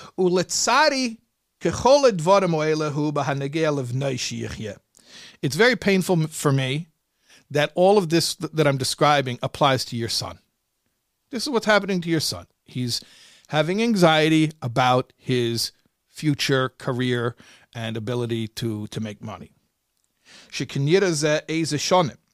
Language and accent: English; Chicago, Illinois, United States; I grew up in Chicago